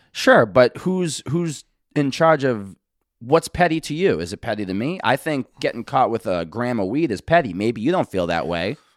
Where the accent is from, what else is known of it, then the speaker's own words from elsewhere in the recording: Boston, Massachusetts, United States; I'm from Boston